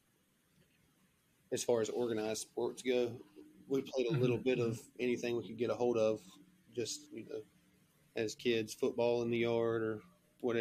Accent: Rutherford County, North Carolina, United States; I am from Rutherford County, North Carolina, which is just a little small

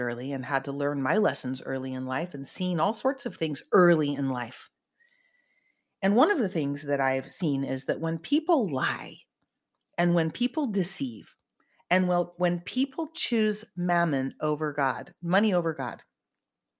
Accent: Silicon Valley, California, United States; I'm from Silicon Valley

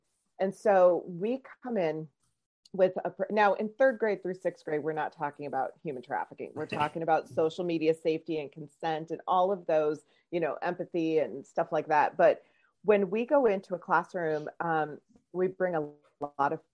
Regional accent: Omaha, Nebraska, United States; I'm from Omaha, Nebraska. That's where I live

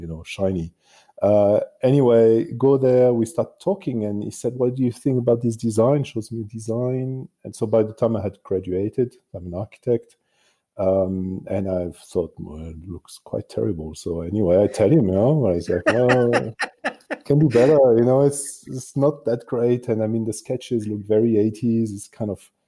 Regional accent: France; born or raised there; English is a second language; moved away as an adult; also born or lived in Marseille, France / Paris, France / Australia; now in Munich, Germany

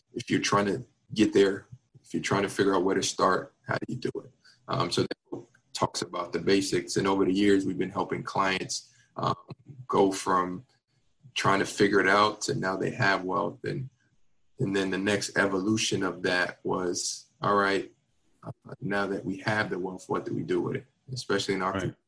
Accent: Miami, Florida, United States; moved away as an adult; also born or lived in Virginia / Washington, D.C.; born and raised in Miami

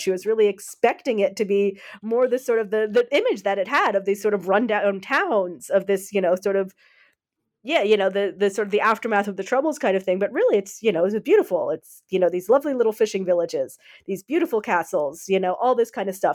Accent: United States; now in Netherlands; I'm an American, but I live in the Netherlands

